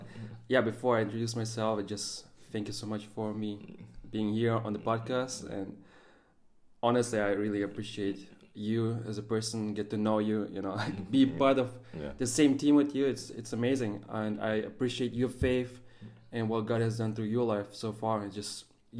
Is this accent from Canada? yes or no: no; Germany; also born or lived in Russia; I was born in Russia, raised up in Germany.